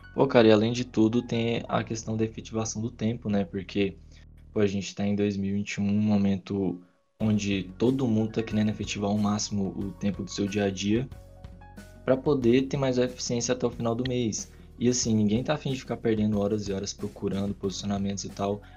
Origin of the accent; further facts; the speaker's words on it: Goiás, Brazil; moved away as an adult; now in Campo Grande, Brazil; Eu sou goiano